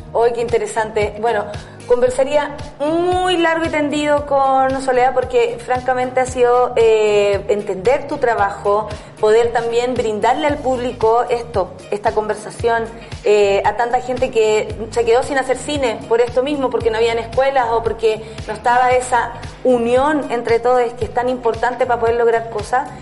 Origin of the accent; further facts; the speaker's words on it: San Miguel, Santiago Metropolitan Region, Chile; yo soy de San Miguel